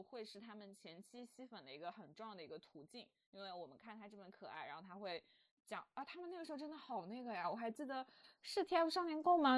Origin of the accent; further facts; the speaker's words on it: China; 我们中国人